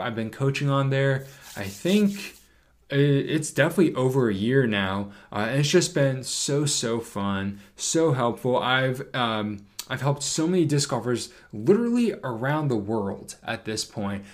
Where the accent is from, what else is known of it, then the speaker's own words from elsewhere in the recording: Northeast, United States; growing up in the Northeast